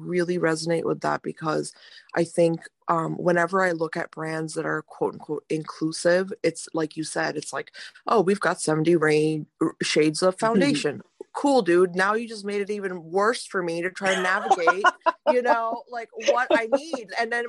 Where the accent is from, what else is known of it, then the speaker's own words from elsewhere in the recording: India; I come from a, you know, a conservative family, you know, being Indian, mm-hmm. Indian parents are very strict.